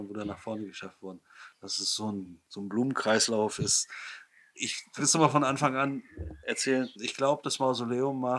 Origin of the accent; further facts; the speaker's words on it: East Germany, Germany; Gerade als Ostdeutscher denk, fühlt man sich so ein bisschen zurückgebiet in die Zeit der, der DDR.